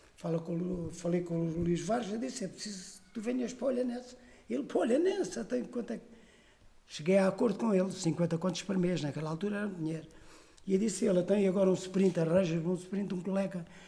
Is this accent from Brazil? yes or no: no; Olhão, Algarve, Portugal; Eu sou de Olhão, isto é mesmo genuíno da minha terra